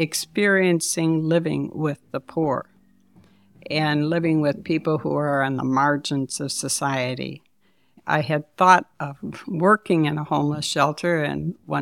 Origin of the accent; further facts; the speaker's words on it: Detroit, Michigan, United States; moved away as an adult; now in Saginaw, United States; I grew up in Detroit.